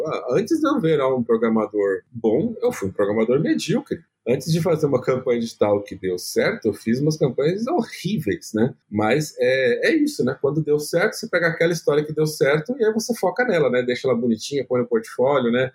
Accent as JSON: {"language": "Portuguese", "region": "São Paulo", "country": "Brazil", "tie": "born or raised there", "said": "eu nasci no Capão Redondo"}